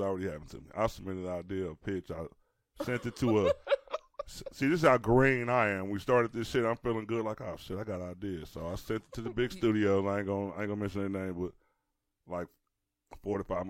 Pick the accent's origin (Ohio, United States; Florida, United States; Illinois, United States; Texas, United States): Illinois, United States; Chicago; I'm born and raised in Chicago